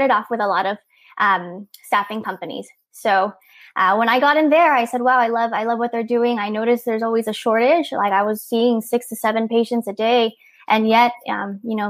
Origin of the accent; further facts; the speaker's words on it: near Disneyland, Southern California, United States; I'm here from Southern California, near Disneyland. I was born here, raised here, grew up here